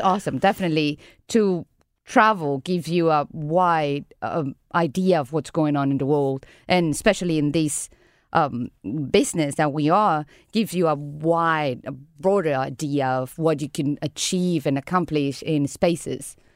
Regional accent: Caracas, Capital District, Venezuela; now in San Luis; I From Venezuela, I grew up in Caracas

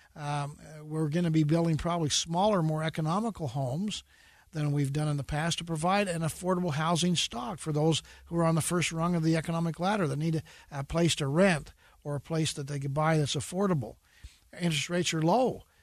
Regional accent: Utah, United States; I'm from Utah

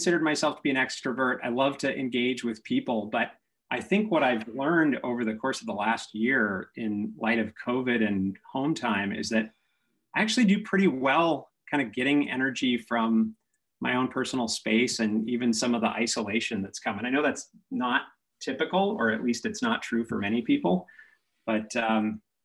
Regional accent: Seattle, Washington, United States; moved away; I grew up in Seattle until about seventh grade

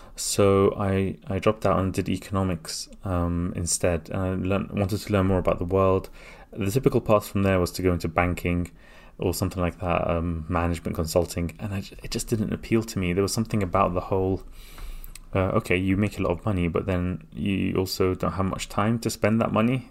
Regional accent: London, United Kingdom; also born or lived in Baghdad, Iraq; I came to London when I was three years old

